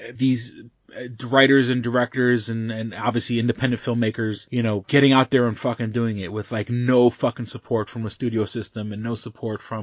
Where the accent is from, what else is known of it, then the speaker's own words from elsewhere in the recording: New York City, New York, United States; moved away; When I was a kid, I grew up in Manhattan